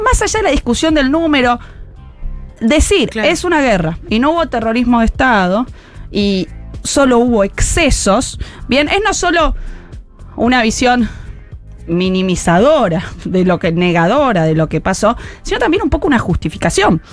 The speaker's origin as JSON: {"language": "Spanish", "town": "Rosario", "region": "Santa Fe", "country": "Argentina", "tie": "born or raised there", "moved": "yes", "said": "yo fui al Normal 2 en Rosario, soy rosarina"}